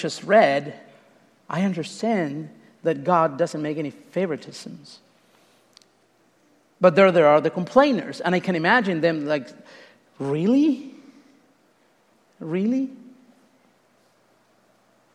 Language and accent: English; Uruguay; moved away; I'm not even Mexican. I'm from Uruguay